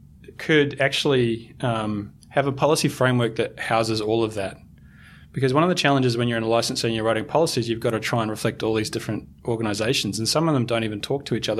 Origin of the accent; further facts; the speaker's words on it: New Zealand; because I'm a Kiwi, I'm going to give you an All Black analogy.